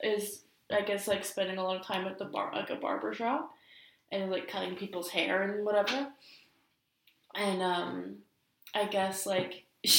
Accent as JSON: {"language": "English", "town": "Vancouver", "region": "British Columbia", "country": "Canada", "said": "we're from Vancouver"}